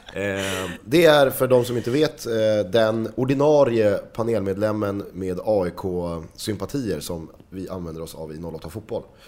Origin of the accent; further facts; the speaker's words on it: Stockholm, Stockholm County, Sweden; accent: Stockholm dialect; du låter för mycket Stockholm. Mm. Ehm, så att vi måste tona ner din Stockholmsdialekt